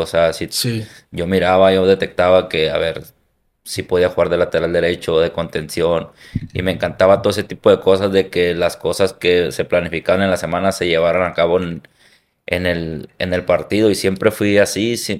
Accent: Hermosillo, Sonora, Mexico; soy de la costa de Hermosillo, soy de ahí originario

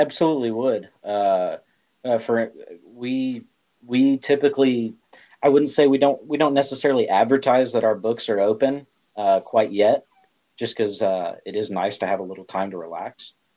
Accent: Central Illinois, United States; moved away as an adult; also born or lived in Central Texas; now in Texas, United States; born and raised in Central Illinois, and then uh, I relocated to the central Texas area uh, due to the Army

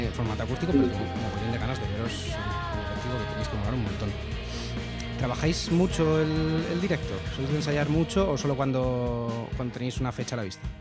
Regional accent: Madrid, Community of Madrid, Spain; yo soy de Madrid

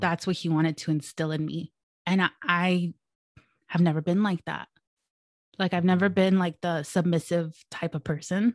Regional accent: El Monte, California, United States; I was born and raised in El Monte, California

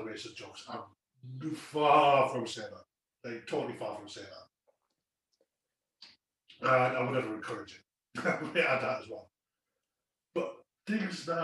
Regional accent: Newcastle upon Tyne, North East England, United Kingdom; I'm Geordie as well

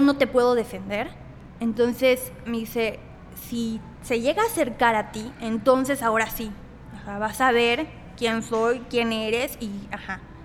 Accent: Tahmek, near Mérida, Yucatán, Mexico; now in Mérida, Mexico; soy de Tazmé, un municipio a 40 minutos de, Mérida. Eh, soy de ahí, pero actualmente vivo aquí en Mérida.

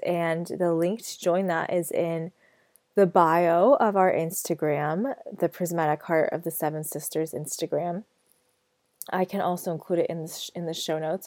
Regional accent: United States; moved away; I am American born, um, I am American citizen

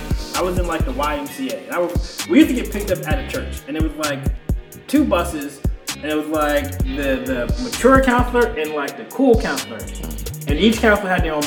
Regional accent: New York, United States; growing up in New York, like, I had the music there.

